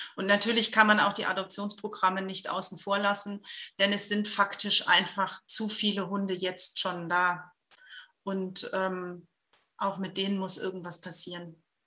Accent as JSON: {"language": "German", "country": "Germany", "said": "wir als Deutsche"}